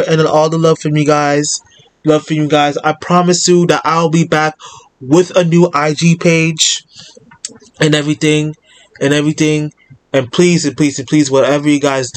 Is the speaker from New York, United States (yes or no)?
yes; New York City, New York, United States; I'm a New Yorker.